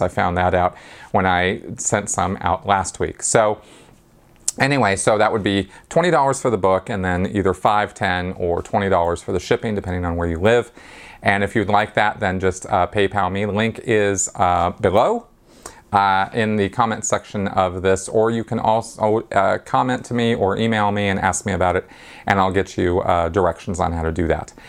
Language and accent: English; Pasadena, California, United States; I grew up around the Pasadena Mission